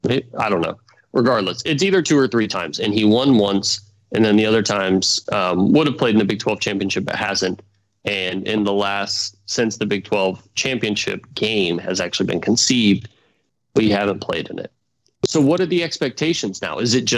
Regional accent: Georgia, United States; growing up in Georgia and living in Georgia currently, being around a lot of Georgia fans

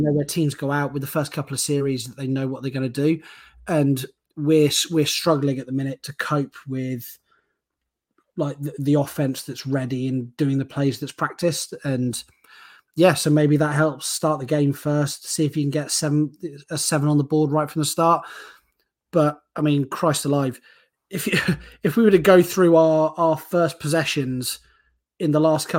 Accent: United Kingdom; being a British NFL fan

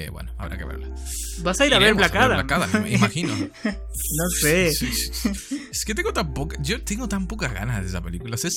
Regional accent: La Matanza, Buenos Aires Province, Argentina; also born or lived in Switzerland; soy suizo, porque nací en Suiza y viví una semana ahí, pero al final pasé el resto de mi vida en Argentina, en el hueco más oscuro de la matanza.

